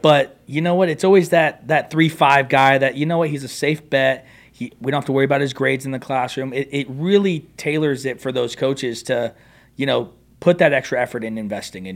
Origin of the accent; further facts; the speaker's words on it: California, United States; we're from California